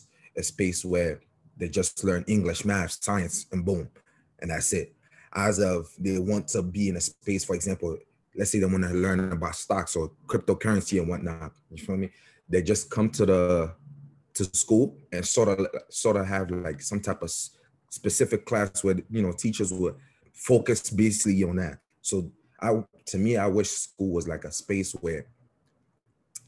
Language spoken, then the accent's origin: English; Côte d’Ivoire; moved away; I'm from the Ivory Coast